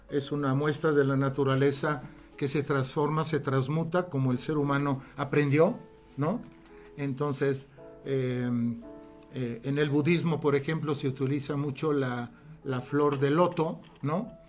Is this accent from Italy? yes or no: yes; Italy; Spanish is a second language; also born or lived in Alexandria, Egypt; Yo soy italiano, nací en Egipto, en Alejandría. Tuve esa gran suerte de nacer donde las pirámides, a pocos metros.